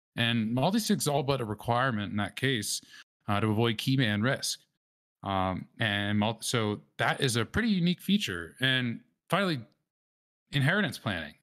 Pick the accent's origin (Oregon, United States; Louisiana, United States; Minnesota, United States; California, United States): Louisiana, United States; New Orleans; I grew up in New Orleans